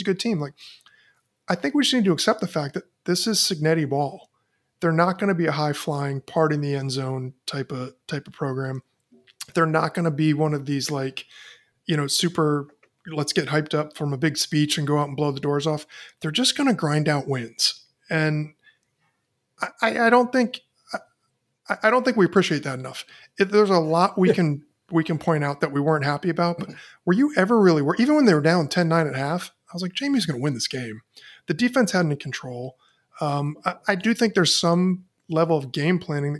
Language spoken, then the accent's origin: English; Northern Virginia, United States; moved away as an adult; growing up in Northern Virginia